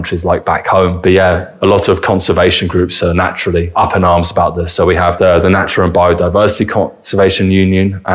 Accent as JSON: {"language": "English", "region": "England", "country": "United Kingdom", "tie": "born or raised there", "also_born_or_lived": "United States", "moved": "as an adult", "lives_now": "Germany", "said": "that is not something that we're sort of raised on, I think, in England"}